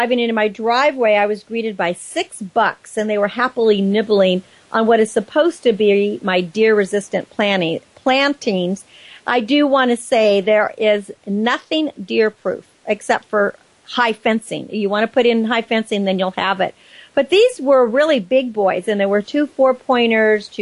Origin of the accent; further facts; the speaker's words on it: Napa Valley, California, United States; as a child growing up in Napa Valley